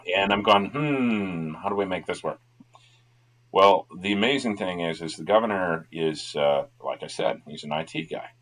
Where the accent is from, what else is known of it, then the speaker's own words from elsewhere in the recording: Tennessee, United States; also born or lived in Minnesota; I was born in Minnesota, moved to Tennessee because my parents were going to college in Tennessee at UT Knoxville